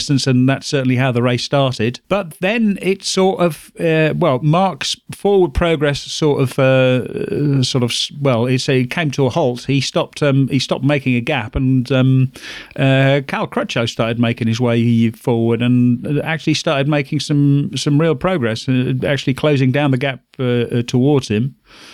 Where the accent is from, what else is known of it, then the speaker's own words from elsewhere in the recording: England, United Kingdom; as we fine Englishmen like to say